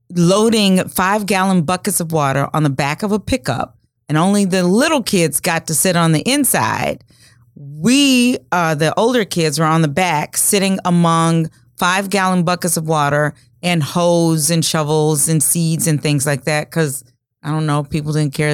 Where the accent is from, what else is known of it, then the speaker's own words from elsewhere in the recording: rural Louisiana, United States; now in Omaha, United States; I grew up the oldest of six kids in a small town in rural Louisiana, and we grew most of the food that we ate